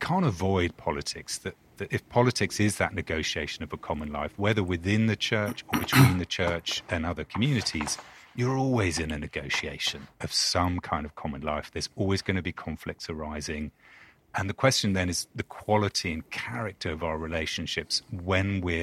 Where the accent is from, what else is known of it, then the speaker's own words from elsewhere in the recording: London, United Kingdom; accent: British; moved away as an adult; now in Durham, United States; I was born in London, born and bred, and then moved here 2012